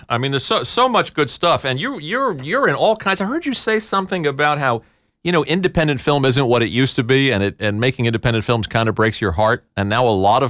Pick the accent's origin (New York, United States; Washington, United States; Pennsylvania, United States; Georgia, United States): New York, United States; Queens; I grew up in Ozone Park in Queens.